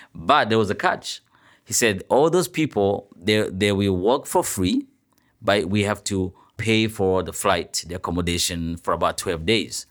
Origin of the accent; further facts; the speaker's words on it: Burundi; moved away as an adult; now in Toronto, Canada; I'm a journalist from Burundi